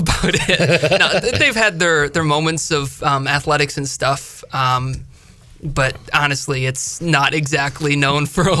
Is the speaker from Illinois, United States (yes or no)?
yes; Chicagoland area, small town 40 miles south of Chicago, Illinois, United States; moved away as an adult; also born or lived in Indiana / Minnesota; now in Greenville, United States; I'm originally from a small town about 40 miles south of Chicago.